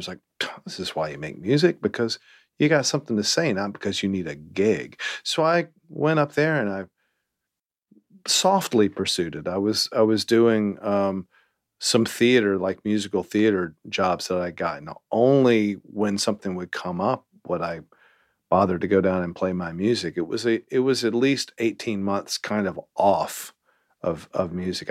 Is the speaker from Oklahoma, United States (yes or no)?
no; Winston-Salem, North Carolina, United States; also born or lived in Greensboro, North Carolina; I'm from North Carolina